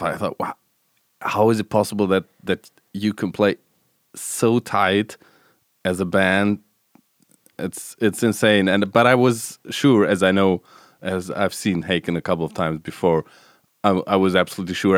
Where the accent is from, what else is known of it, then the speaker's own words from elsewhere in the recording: Stuttgart, Baden-Württemberg, Germany; the Stuttgart, which is my hometown where I grew up